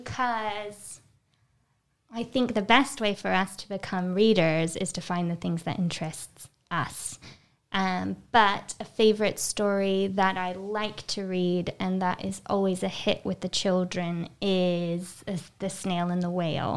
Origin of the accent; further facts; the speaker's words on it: United States; moved away; I'm American